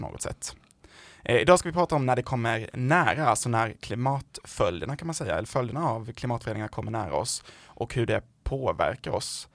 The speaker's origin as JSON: {"language": "Swedish", "region": "southern Sweden", "country": "Sweden", "accent": "southern Swedish dialect", "said": "jag är ju från de södra delarna av landet, men det är någon som har missat det på min dialekt."}